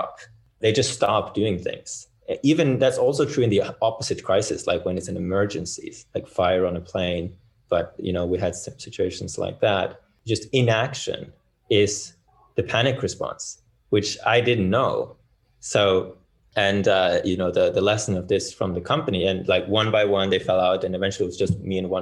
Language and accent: English; Bergen, Vestland, Norway; I'm from Bergen.